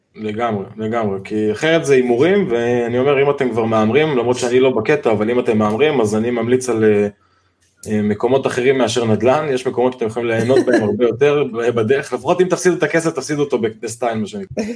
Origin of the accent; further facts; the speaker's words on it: Giv'at Ze'ev, Judea and Samaria, Israel; now in Rosh HaAyin, Israel; שני חברי ילדות שגדלנו בגבעת זאב בירושלים